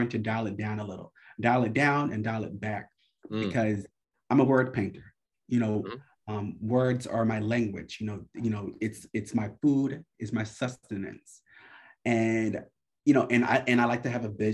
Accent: New York, United States; I'm from New York

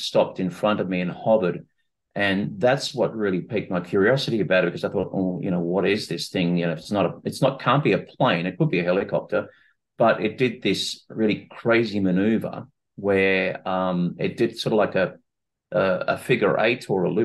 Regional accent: Sydney, New South Wales, Australia; I'm from Sydney, Australia, and my education began with a Bachelor of Science degree at the University of Sydney

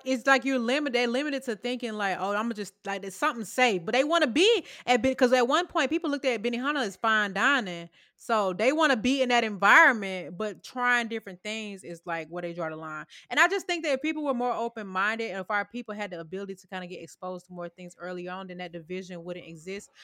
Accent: Sandy Springs, Georgia, United States; I know my hood, baby. Sandy Springs, stand up

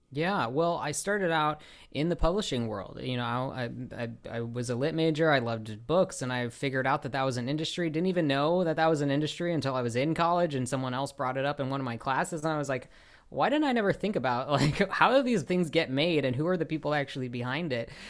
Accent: Chicago, Illinois, United States; now in Los Angeles, United States; I live in Los Angeles, so that's like uh, you know, and I grew up in Chicago

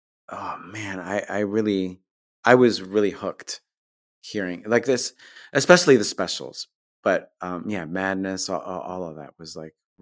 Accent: New York, United States; And I grew up on Long Island in New York, you know, maybe 30 or 40 minutes outside of New York City.

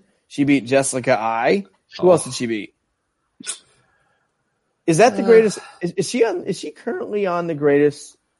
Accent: Northeast, United States; I'm from the Northeast, so sometimes I talk a little too fast

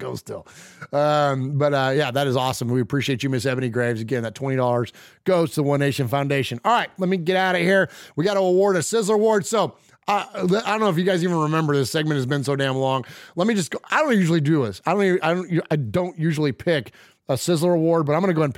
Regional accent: San Jose, California, United States; I'm not from Las Vegas. I don't have any ties to Vegas. I'm from San Jose. I'm a Bay Area guy

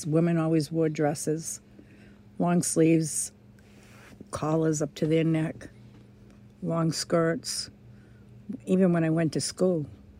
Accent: Clinton, Massachusetts, United States; I was born and raised in Clinton.

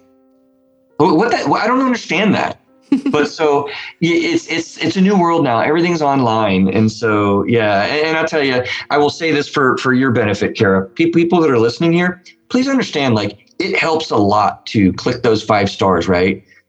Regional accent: West Virginia, United States; I'm from West Virginia, not the South

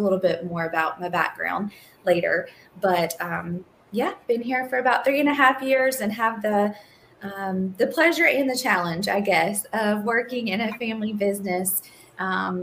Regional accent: Eastern North Carolina, United States; moved away as an adult; now in Raleigh, United States; I am originally from Eastern North Carolina and born and raised in a very rural environment

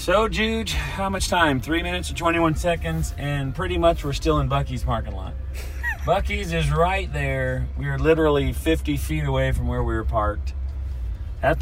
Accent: Oklahoma, United States; also born or lived in New Braunfels, Texas; now in San Antonio, United States; I was born in Oklahoma

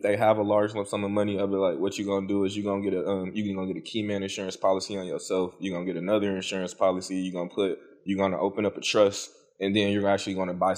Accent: Detroit, Michigan, United States; I am originally from Detroit, Michigan.

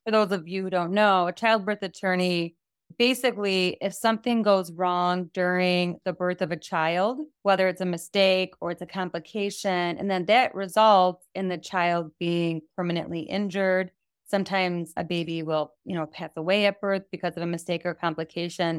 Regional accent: United States; I'm from the United States of America

